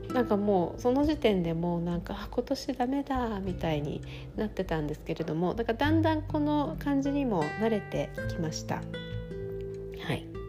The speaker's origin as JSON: {"language": "Japanese", "town": "Sapporo", "region": "Hokkaido", "country": "Japan", "tie": "born or raised there", "moved": "yes", "lives_now": "New York, United States", "said": "私は札幌出身でうちの両親とも札幌に住んでいます"}